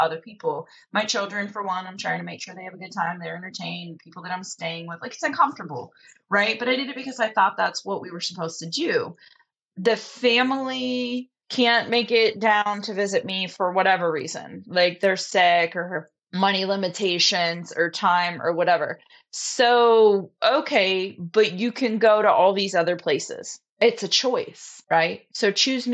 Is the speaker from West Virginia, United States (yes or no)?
yes; West Virginia, United States; moved away as an adult; also born or lived in Texas / Alaska / Florida Panhandle; now in Florida, United States; I was born and raised in West Bygod, Virginia